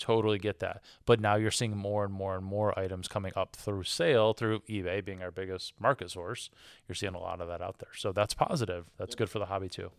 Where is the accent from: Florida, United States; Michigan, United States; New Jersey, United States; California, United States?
Michigan, United States; I am from Michigan, which means that I'm a Detroit Pistons fan